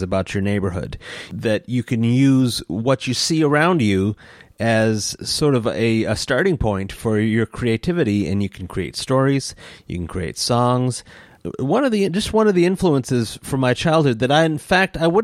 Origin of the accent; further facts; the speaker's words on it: East Lansing, Michigan, United States; the neighborhood that I grew up in East Lansing